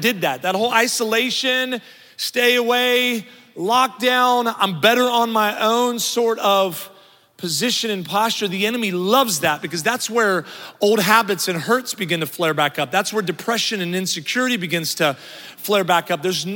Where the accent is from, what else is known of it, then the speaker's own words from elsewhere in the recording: Midwest, United States; moved away; now I'm from the Midwest, so I say roof